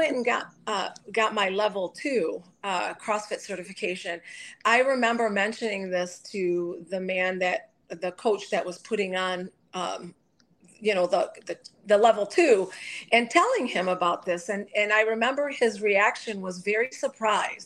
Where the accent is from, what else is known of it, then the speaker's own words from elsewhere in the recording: Detroit, Michigan, United States; I grew up in Detroit